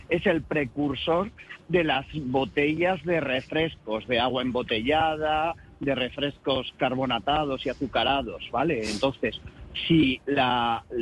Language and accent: Spanish; Galicia, Spain; y todos tienen razón y ninguno tenemos razón, como buenos gallegos, ¿no?